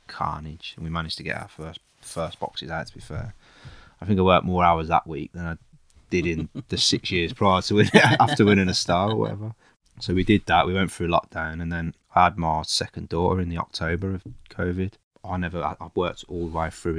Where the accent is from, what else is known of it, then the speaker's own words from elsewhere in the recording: Castle Bromwich, West Midlands, United Kingdom; I grew up in Castle Bromwich